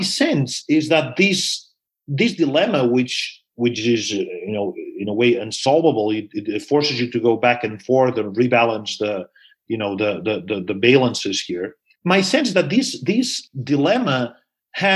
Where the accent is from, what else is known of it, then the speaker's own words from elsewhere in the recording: Barcelona, Catalonia, Spain; now in United States; I'm from Barcelona